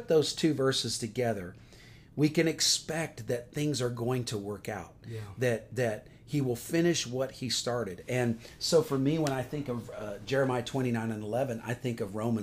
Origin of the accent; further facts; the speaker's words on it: Atlanta, Georgia, United States; I am from Atlanta, Georgia